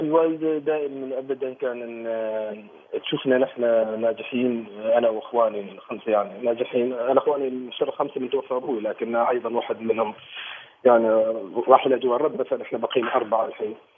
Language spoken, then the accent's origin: Arabic; Oman; انا مسرحي عماني